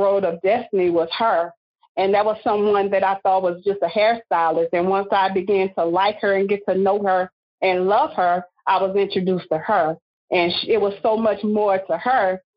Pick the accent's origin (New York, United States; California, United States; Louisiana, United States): Louisiana, United States; Simmesport; now in Lafayette, United States; I'm originally from Simsport, Louisiana